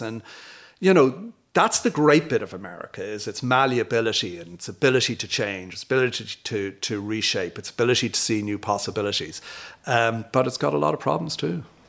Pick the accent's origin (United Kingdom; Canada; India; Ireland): Ireland; Dublin, Leinster; moved away as an adult; also born or lived in United States; now in Glasthule, Ireland; I'm from Dublin. I came back here, I grew up in Dundrum.